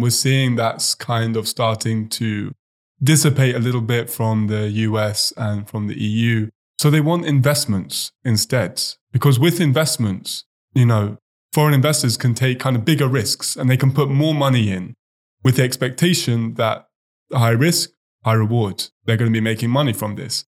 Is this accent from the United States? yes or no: no; Oxford, South East England, United Kingdom; moved away; I actually know some guys back in my hometown in Oxford